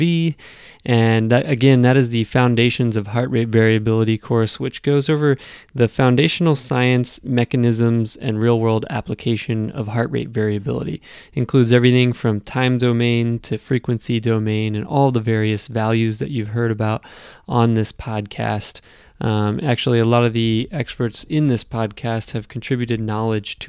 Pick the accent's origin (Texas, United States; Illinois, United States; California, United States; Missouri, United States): Texas, United States; Houston; now in North Carolina, United States; I'm from Texas originally. It's quite warm where I'm from, Houston, Texas